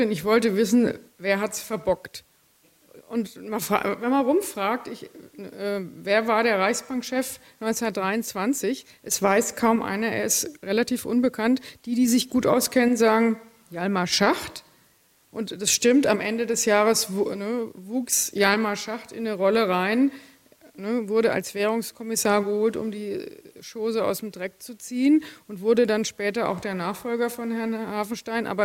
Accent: Bavaria, Germany; also ich bin in der Gegend von Würzburg aufgewachsen

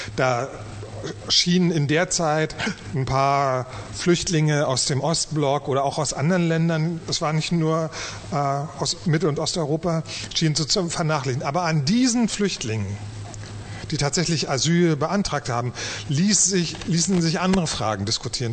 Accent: East Germany, Germany; als Ostdeutscher

